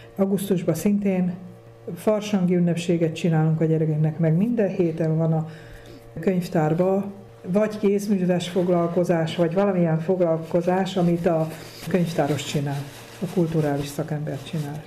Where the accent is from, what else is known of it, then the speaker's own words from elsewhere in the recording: Kunság, Hungary; now in Hunyadfalva, Hungary; én a kunság ba szület, vagy ott születtem, de itt lakok már nagyon rég, 35 éve itt lakom